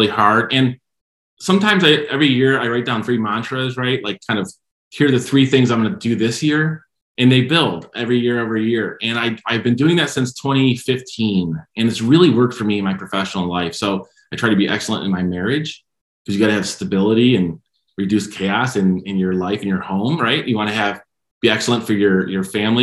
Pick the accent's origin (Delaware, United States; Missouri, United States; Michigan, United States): Michigan, United States; I'm from Michigan